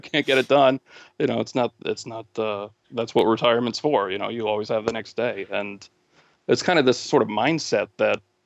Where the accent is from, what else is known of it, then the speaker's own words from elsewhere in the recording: New England, United States; moved away as an adult; also born or lived in New Mexico; I'm originally from New England, so I was coming back here